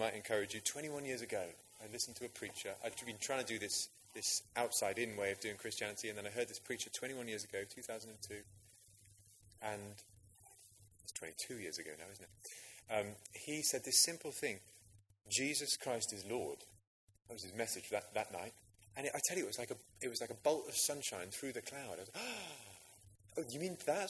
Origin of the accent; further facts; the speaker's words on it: Oxfordshire, South East England, United Kingdom; I grew up in Oxfordshire